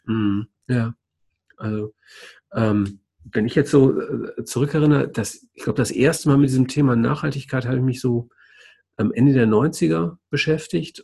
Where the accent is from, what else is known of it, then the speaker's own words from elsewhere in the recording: Düsseldorf, North Rhine-Westphalia, Germany; 1970 geboren in Düsseldorf